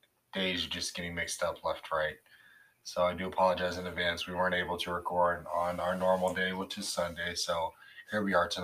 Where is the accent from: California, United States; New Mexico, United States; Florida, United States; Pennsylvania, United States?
Florida, United States; I was born here in Florida.